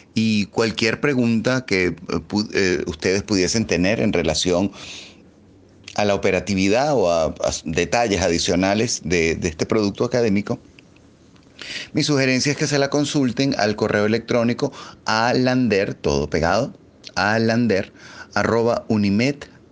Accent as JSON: {"language": "Spanish", "country": "Venezuela"}